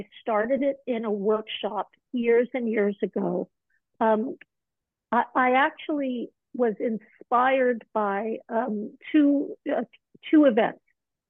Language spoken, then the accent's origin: English; New York, United States; born there; also born or lived in Malibu; that was the environment and the atmosphere I was born into in New York.